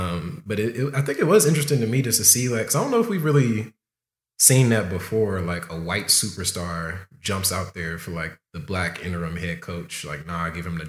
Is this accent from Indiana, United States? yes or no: no; Compton, California, United States; I grew up a fan. I'm from Compton, ….